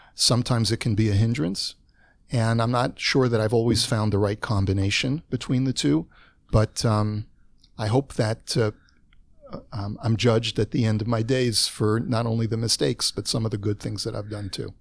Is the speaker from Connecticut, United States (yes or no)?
no; Los Angeles, California, United States; moved away as an adult; now in Toronto, Canada; I moved to Toronto from Los Angeles. I was already forty-eight years old